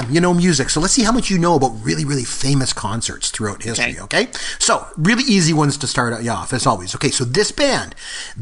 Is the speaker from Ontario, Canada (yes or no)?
yes; Port Elgin, Ontario, Canada; came up to Port Elgin, which is my hometown